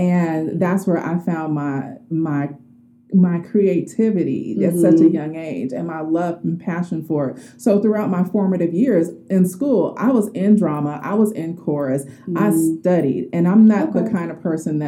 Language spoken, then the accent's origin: English; Oakland, California, United States; I'm from Oakland, so in the Bay Area